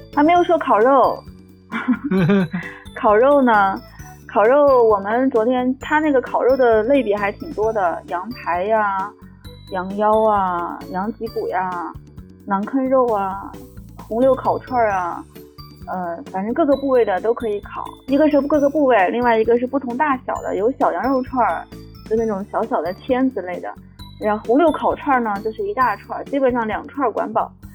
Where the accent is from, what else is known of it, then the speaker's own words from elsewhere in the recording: Bayannur, Inner Mongolia, China; 我们班研的两皮